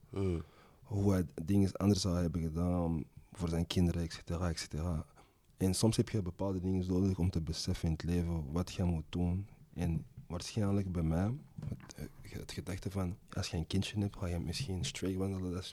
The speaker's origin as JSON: {"language": "Dutch", "town": "Brooklyn", "region": "New York", "country": "United States", "tie": "born or raised there", "said": "Ja, is raar dat ik deze ga zeggen, maar ik ben in Brooklyn opgegroeid."}